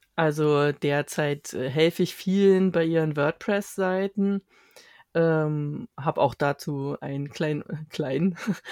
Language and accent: German; Berlin, Germany; ich bin seit meiner Geburt hier in Berlin